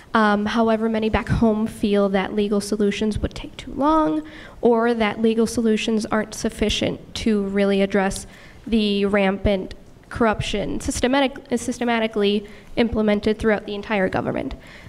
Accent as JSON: {"language": "English", "town": "Maracaibo", "region": "Zulia", "country": "Venezuela", "moved": "yes", "lives_now": "Washington, D.C., United States", "said": "I'm a student at Georgetown University. I'm from Maracaibo, Venezuela."}